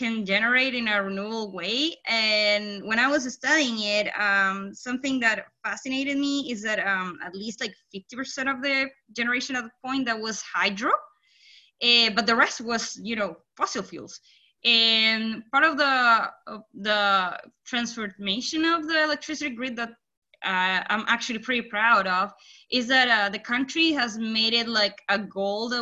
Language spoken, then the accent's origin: English; Chile; English is a second language; now in Indianapolis, United States; I am from Chile, so I have an accent